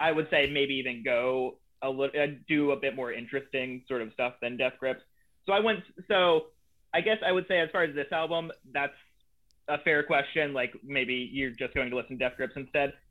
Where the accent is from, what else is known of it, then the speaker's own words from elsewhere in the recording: Eatonville, Washington, United States; also born or lived in Philadelphia area, Pennsylvania; moved from Pennsylvania to Washington in like fifth grade